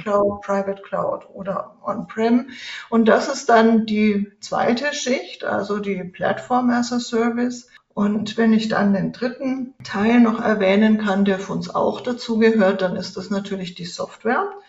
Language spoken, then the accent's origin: German; Nuremberg, Bavaria, Germany; moved away as an adult; now in Switzerland; Geboren bin ich in Nürnberg und ich lebe inzwischen in der Schweiz